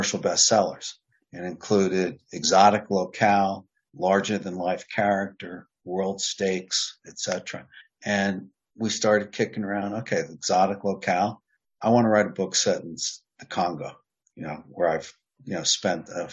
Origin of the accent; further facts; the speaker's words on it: New York, United States; I'm from New York State as well